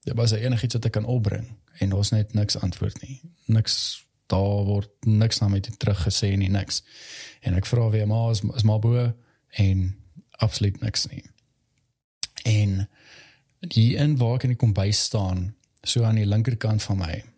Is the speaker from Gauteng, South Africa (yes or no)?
yes; Valhalla, Gauteng, South Africa; ek het in Valhalla basically groot geword.